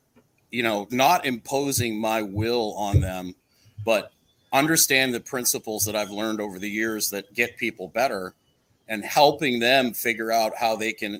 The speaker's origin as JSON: {"language": "English", "country": "Canada", "said": "I'm Canadian"}